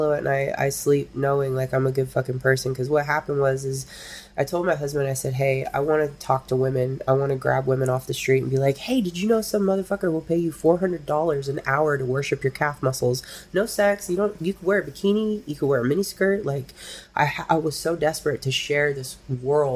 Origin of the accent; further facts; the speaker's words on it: Humboldt County, California, United States; I'm from Humboldt County